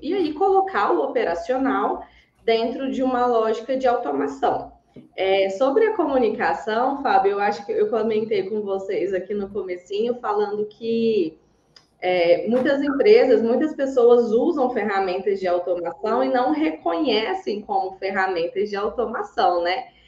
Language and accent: Portuguese; Goiás, Brazil; accent: goiano, strong, many R's; Tem um sotaque super forte, goiana, desde que nasci. Vocês vão ouvir aí muitos R's, bem cantado.